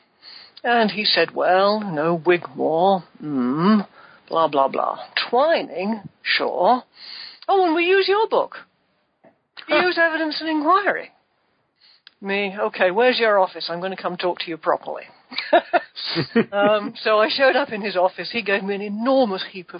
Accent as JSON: {"language": "English", "country": "United Kingdom", "tie": "born or raised there", "accent": "British", "moved": "yes", "said": "I was born and brought up in Britain and educated in Britain."}